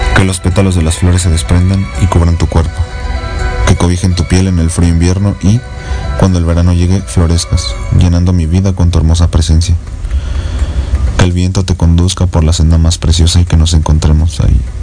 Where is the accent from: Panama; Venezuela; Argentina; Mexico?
Mexico; soy mexicano